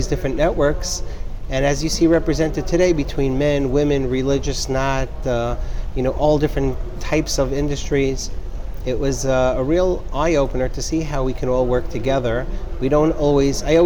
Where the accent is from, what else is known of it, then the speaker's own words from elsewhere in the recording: New York City, New York, United States; I grew up in a neighborhood called Pelham Parkway in the Bronx